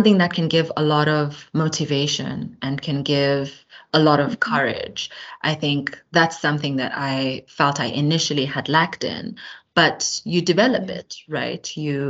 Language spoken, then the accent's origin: English; Eastern Cape, South Africa; also born or lived in Johannesburg; my unique perspective as a South African who, you know, is from the Eastern Cape, from Johannesburg